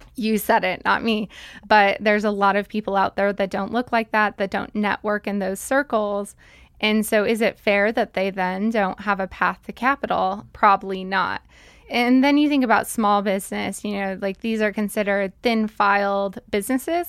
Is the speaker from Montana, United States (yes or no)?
yes; Billings, Montana, United States; also born or lived in Salt Lake City, Utah; mostly grew up in Billings